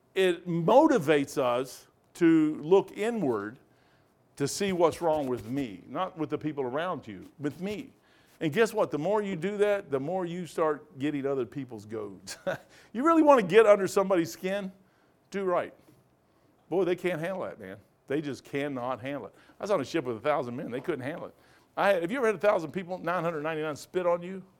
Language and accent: English; Kentucky, United States; I'm a moron from Kentucky